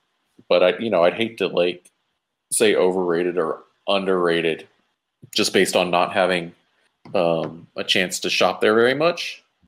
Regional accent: Texas, United States; I'm from Texas

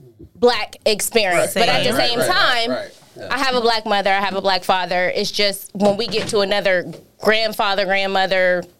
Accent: Ohio, United States; also born or lived in Detroit, Michigan; I was born in Detroit, Michigan. I lived there for a little while when I was younger, and I was raised in Ohio.

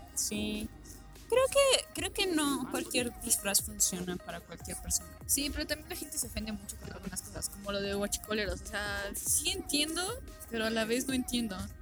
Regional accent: Mexico

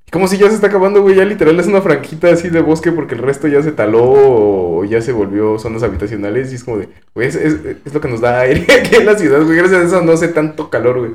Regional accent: Mexico

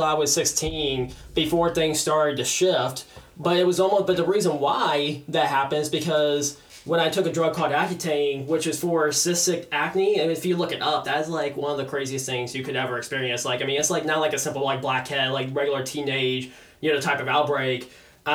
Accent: West Palm Beach, Florida, United States; I've been born and raised in West Palm Beach, like in the heart of West Palm Beach my entire life

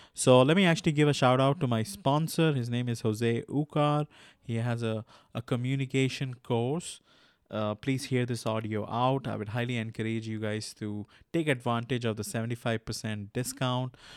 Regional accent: India; I'm from India

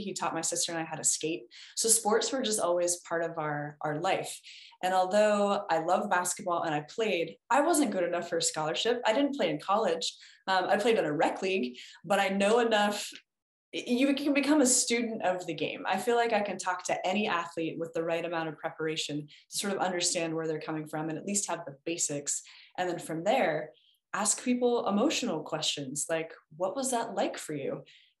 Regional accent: Washington, United States; I'm from an Army family, actually, so I sort of feel like I'm from everywhere and nowhere. Where I went to high school and college is in Washington State.

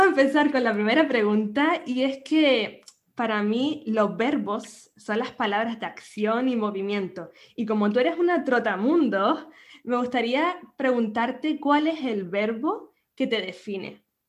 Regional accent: Canary Islands, Spain; nacida en Canarias

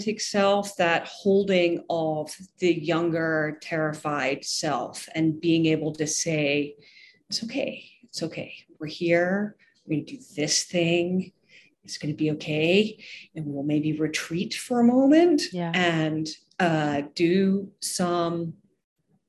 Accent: Scotland, United Kingdom; also born or lived in Ireland; now in United States; I'm originally from Scotland

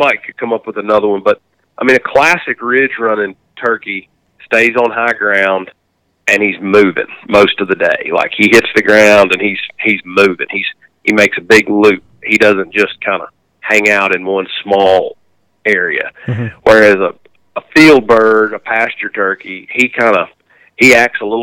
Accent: the South, United States; growing up in the South

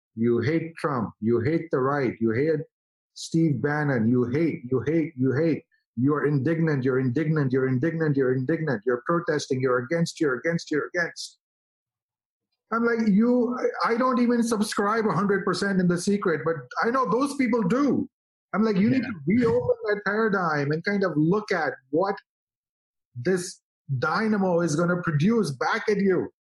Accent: India; now in United States; as an Indian guy

